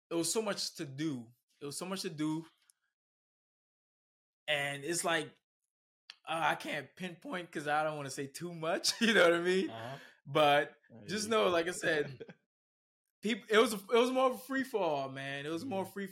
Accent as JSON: {"language": "English", "town": "Miami", "region": "Florida", "country": "United States", "tie": "born or raised there", "also_born_or_lived": "Bahamas", "moved": "as an adult", "lives_now": "Naples, United States", "said": "I was born in the Bahamas. Okay. Moved to Miami at the age of three, and pretty much Miami made me, raised me, molded me."}